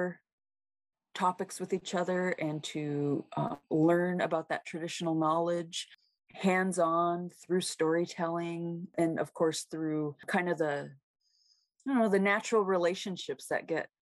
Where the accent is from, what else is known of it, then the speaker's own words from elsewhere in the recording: Seattle, Washington, United States; also born or lived in Metlakatla, Alaska / Kake, Alaska; now in Anchorage, United States; I was raised in Seattle, Washington